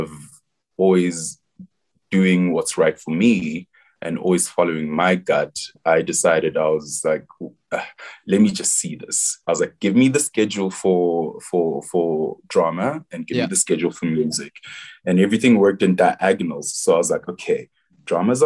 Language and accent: English; South Africa; moved away as an adult; also born or lived in England; As Zulu people, when we celebrate, we dance and we sing